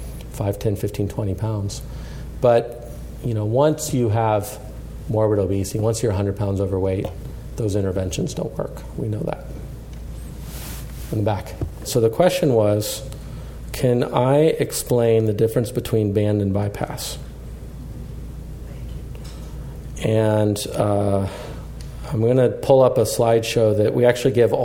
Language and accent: English; Colorado, United States; I grew up in Colorado